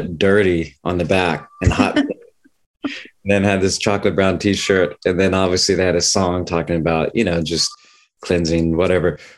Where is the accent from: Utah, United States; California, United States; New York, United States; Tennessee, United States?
Tennessee, United States; I grew up in Tennessee on a horse farm